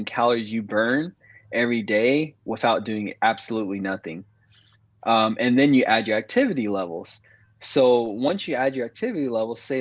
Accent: Vista, California, United States; also born or lived in Oceanside, California / San Diego, California; I'm from Oceanside, California, born and raised, and then moved to Vista.

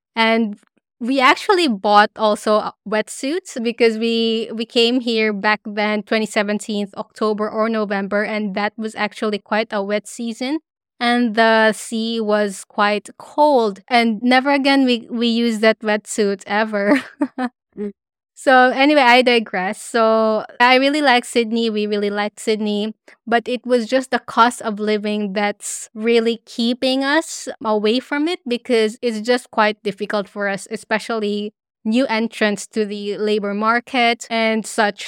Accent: Philippines; moved away as an adult; also born or lived in Dubai; now in Brisbane, Australia

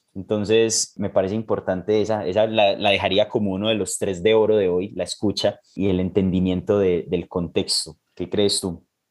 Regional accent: Colombia; como colombiano y trabajando pues de la mano con MED

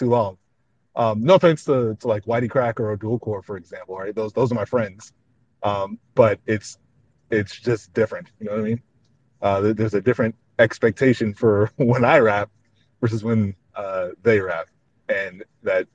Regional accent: New York, United States; I'm from New York

